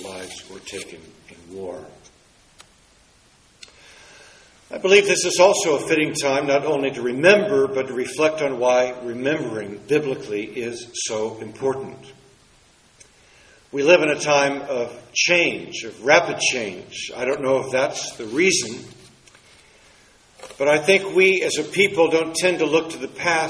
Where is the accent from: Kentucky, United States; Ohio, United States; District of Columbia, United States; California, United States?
District of Columbia, United States; Washington; Growing up in Washington, D.C., some of my earliest memories were at monuments and memorials.